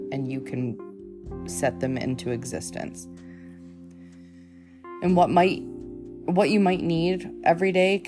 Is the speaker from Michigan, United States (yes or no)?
yes; Michigan, United States; I grew up in Michigan